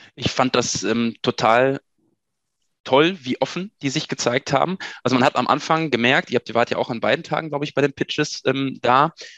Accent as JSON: {"language": "German", "country": "Germany", "tie": "born or raised there", "also_born_or_lived": "Münster / Dortmund", "said": "ins schöne Haus gekommen seid, meinem Geburtsort."}